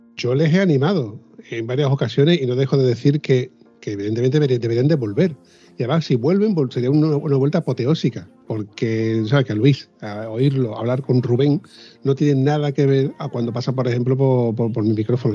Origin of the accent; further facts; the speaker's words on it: southern Spain, Spain; que somos